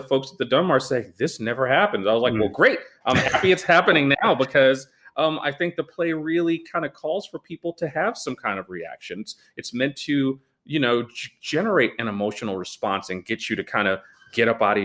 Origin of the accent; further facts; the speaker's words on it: New York City, New York, United States; moved away as an adult; now in Los Angeles, United States; I was one of those kids around the neighborhood in Brooklyn